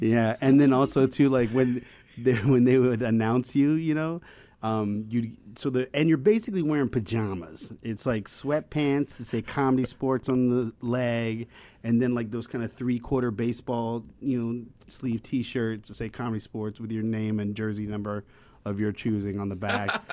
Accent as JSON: {"language": "English", "town": "Raleigh", "region": "North Carolina", "country": "United States", "also_born_or_lived": "Chicago / Amsterdam", "moved": "as an adult", "lives_now": "Los Angeles, United States", "said": "I'm from, uh, Raleigh, North Carolina"}